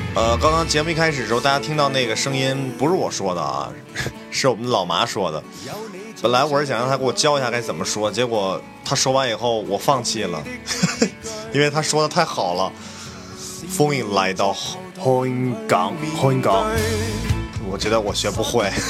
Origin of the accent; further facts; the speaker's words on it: China; 咱们内地人和很多人的这个童年还有青春都听过…